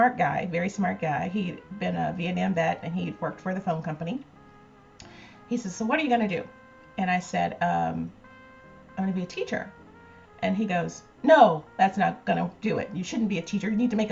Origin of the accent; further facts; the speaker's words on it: Birmingham, Alabama, United States; moved away as an adult; I was born and raised in Birmingham, Alabama